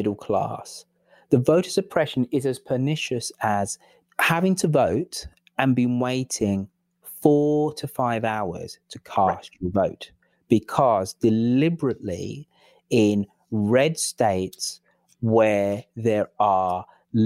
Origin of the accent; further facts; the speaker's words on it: England, United Kingdom; I'm the English person in this.